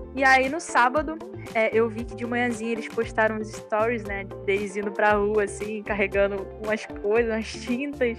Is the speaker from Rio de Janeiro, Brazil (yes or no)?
yes; Rio de Janeiro, Brazil; eu sou carioca